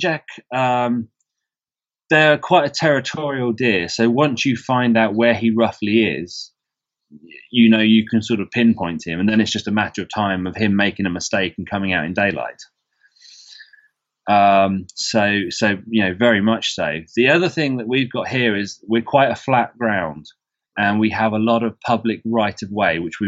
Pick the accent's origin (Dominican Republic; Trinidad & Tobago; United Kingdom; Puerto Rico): United Kingdom; England; as an English person